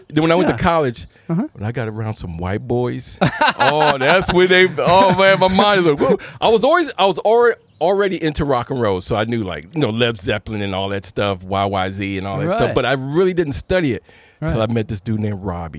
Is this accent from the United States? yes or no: yes; Clinton, Maryland, United States; also born or lived in Washington, D.C.; now in San Diego, United States; I'm from Washington, D.C., raised and born. Parents moved to Clinton, Maryland. That's where I did the rest of my learning as being a child and going to school.